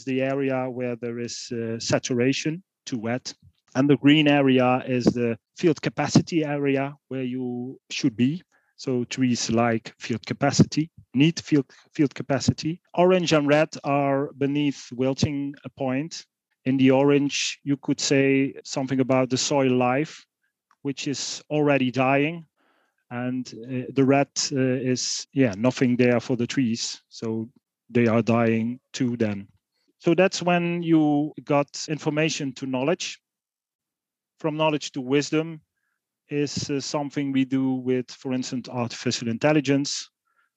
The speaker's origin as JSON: {"language": "English", "country": "Netherlands", "tie": "born or raised there", "also_born_or_lived": "Eindhoven", "said": "I was born in the Netherlands. You could say rural areas. It's on the German border, and I was born on a farm."}